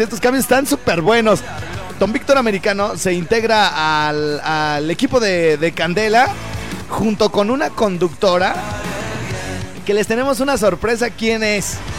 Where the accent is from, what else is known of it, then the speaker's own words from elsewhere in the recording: Morelia, Michoacán, Mexico; lejos de Morelia, lejos de mi tierra